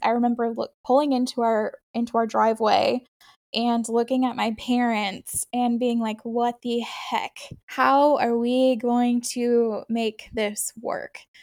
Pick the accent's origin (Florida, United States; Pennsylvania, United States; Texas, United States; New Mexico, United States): Texas, United States; born or raised there; also born or lived in upstate New York